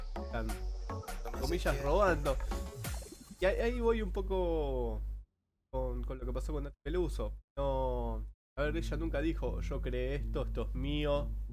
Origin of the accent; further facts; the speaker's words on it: Argentina; Porque somos inmigrantes italianos, eh, españoles, rusos. Acá Argentina es una mezcla cultural.